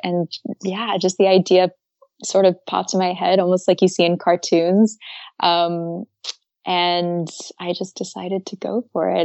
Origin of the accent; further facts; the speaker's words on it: Atlanta, Georgia, United States; moved away as an adult; also born or lived in Maine / Japan; now in Paris, France; I grew up originally, um, I'm from Atlanta, Georgia. And yeah, I lived there up until age eighteen.